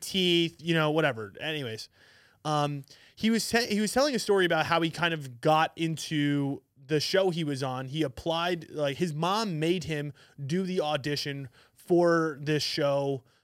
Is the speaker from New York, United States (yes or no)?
yes; New York City, New York, United States; I'm from Manhattan